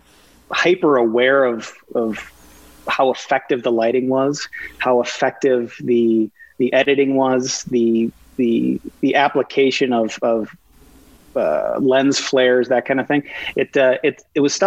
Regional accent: Minnesota, United States; being a Minnesotan, which has almost no film or TV industry

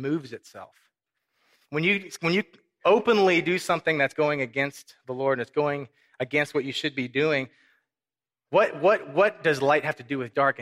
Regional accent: Corpus Christi, Texas, United States; also born or lived in Minnesota / Mexico; I was raised in Corpus Christi.

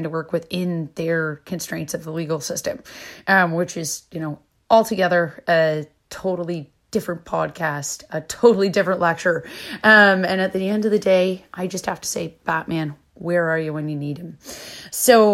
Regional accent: Canada; moved away; I'm Canadian

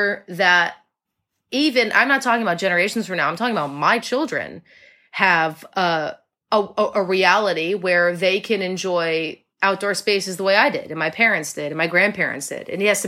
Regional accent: Connecticut, United States; moved away; also born or lived in New York City; I grew up in Connecticut, in like the woods.

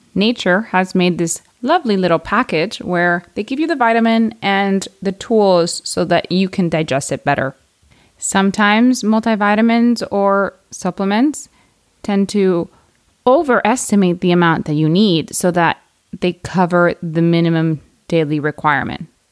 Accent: United States; I am American

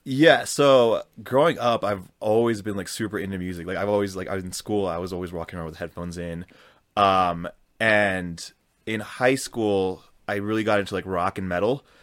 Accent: Colorado, United States; I grew up in Colorado

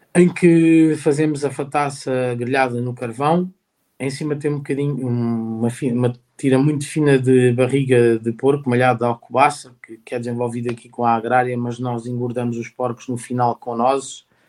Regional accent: Santarém, Santarém District, Portugal; Eu nasci, no, nasci em Santarém e à beira-rio

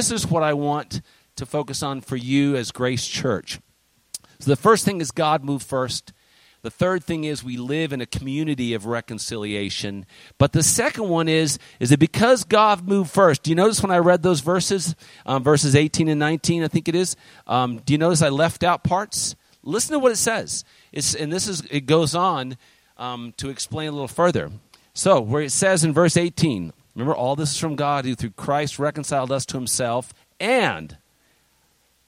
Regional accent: United States; also born or lived in China; we're American citizens, and I'm proud of being American

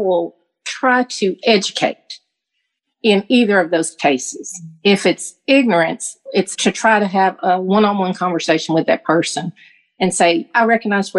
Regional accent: the South, United States; growing up in the South

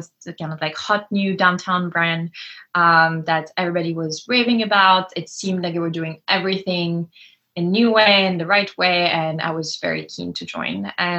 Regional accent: France; moved away as an adult; also born or lived in Lyon, France / Cannes, France / Providence, Rhode Island, United States; I grew up between Lyon and Cannes, the south of France

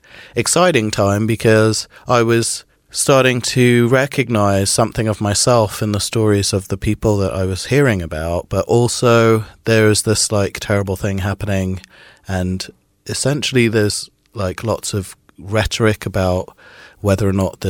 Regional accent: Trinidad & Tobago; also born or lived in Midlands, United Kingdom; I was born in the Midlands in the UK, and then when I was about 4, we moved to Trinidad in the West Indies, which is where my father's from

